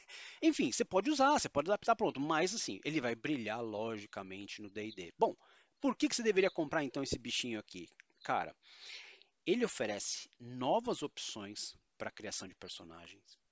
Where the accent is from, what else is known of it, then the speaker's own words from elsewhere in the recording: São Paulo, Brazil; eu sou paulista e palavras com muito R são o nosso calcanhar de Aquiles